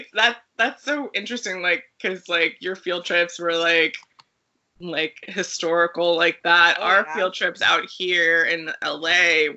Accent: California, United States; born or raised there

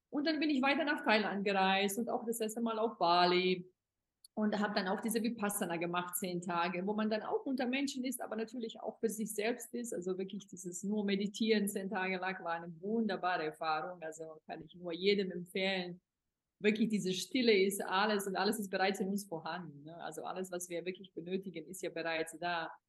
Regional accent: Bosnia & Herzegovina; im Sommer bin ich dann in Europa, also auch in meiner Heimat, Bosnien und Herzegowina

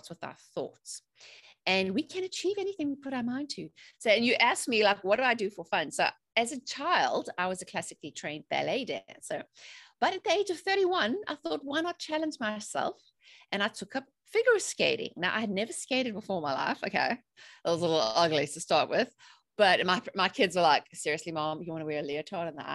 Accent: South Africa; moved away as an adult; also born or lived in England; now in North Carolina, United States; I'm originally from South Africa, but I've been living in the USA in North Carolina for 15 years now.

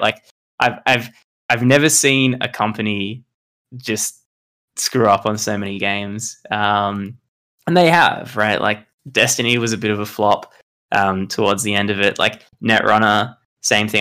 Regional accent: Australia; I'm from Australia, not New Zealand.

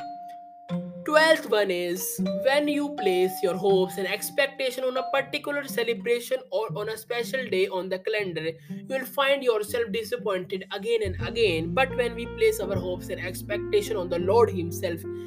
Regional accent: India; I am from India.

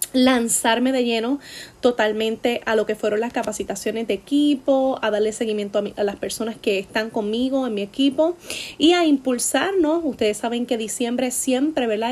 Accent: Puerto Rico

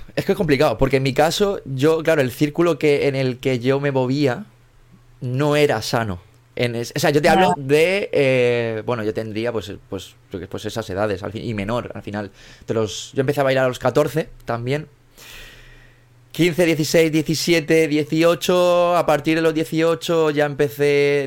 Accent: Mallorca, Balearic Islands, Spain; yo, soy de Mallorca, yo vivo aquí en, Mallorca

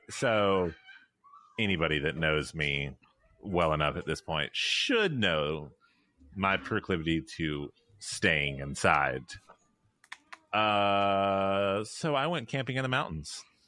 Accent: Memphis, Tennessee, United States; I'm from Memphis

